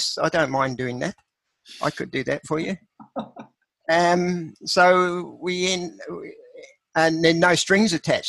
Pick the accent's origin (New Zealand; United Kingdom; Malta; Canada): New Zealand; moved away; also born or lived in Australia; I left the farm at age 15, a dairy farm where I was brought up in New Zealand